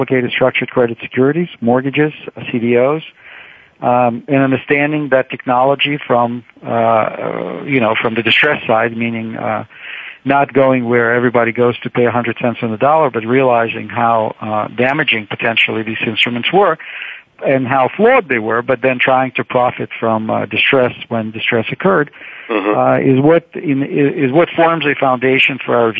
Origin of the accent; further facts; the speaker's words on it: Saint Petersburg, Russia; moved away as an adult; now in United States; I grew up in the Soviet Union in St. Petersburg